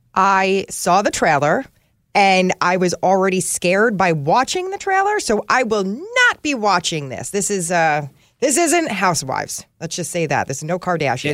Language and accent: English; New Jersey, United States; I am from New Jersey and I'm an Italian.